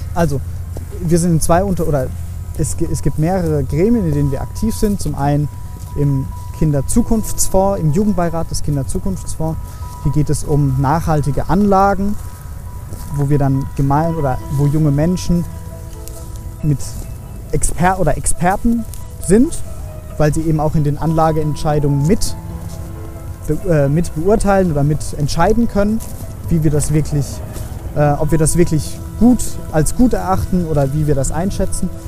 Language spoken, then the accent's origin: German; Heidelberg, Baden-Württemberg, Germany; Ich komme eigentlich aus Heidelberg